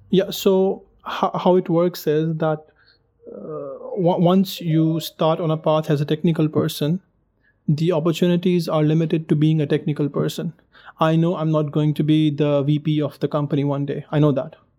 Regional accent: Pakistan; moved away; I'm from Pakistan originally

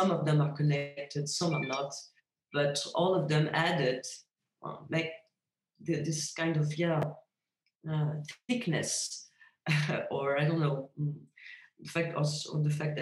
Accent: a suburb 30 km from Paris, Île-de-France, France; now in Paris, France; it's my hometown. It's a suburb, 30 kilometers from Paris

